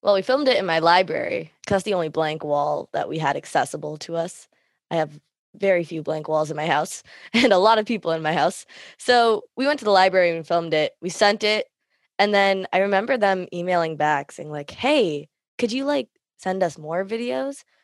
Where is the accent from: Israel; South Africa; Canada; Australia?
Canada; myself being Thumbel Canadian